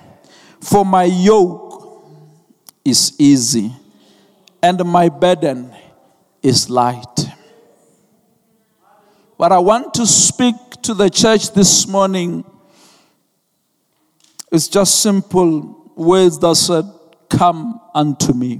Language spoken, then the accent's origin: English; Venda, Limpopo, South Africa; I'm from Venda, so there are cows there. So we grow up with cows